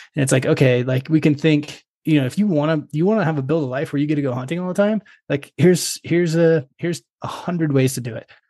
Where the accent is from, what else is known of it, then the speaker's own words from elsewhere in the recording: Perrydale, Oregon, United States; my family's got a small grass seed farm, and uh, out in, uh, Perrydale, Oregon